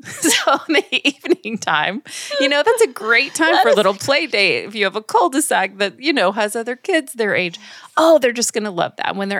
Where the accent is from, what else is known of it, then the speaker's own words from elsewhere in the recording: New York, United States; Well, I hear that you're hailing from my home state of New York, even though I do not have any accent.